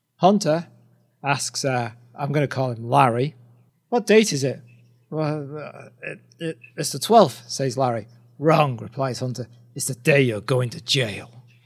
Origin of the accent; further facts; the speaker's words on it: United Kingdom; we're, we're two British guys